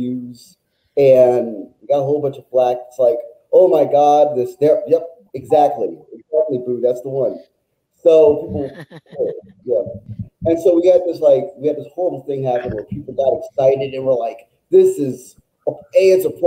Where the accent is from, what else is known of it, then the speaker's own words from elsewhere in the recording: Washington, District of Columbia, United States; So I'm a native Washingtonian, born and raised in Washington, D.C., Deanwood neighborhood